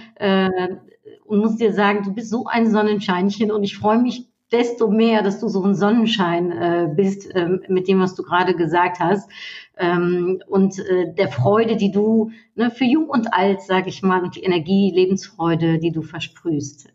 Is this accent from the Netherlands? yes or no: yes; Netherlands; now in Germany; als Niederländerin und in Deutschland